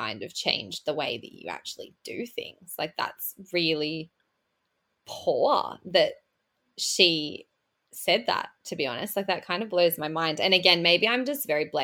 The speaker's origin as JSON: {"language": "English", "country": "Australia", "said": "I'm from Australia, so we have different words for things."}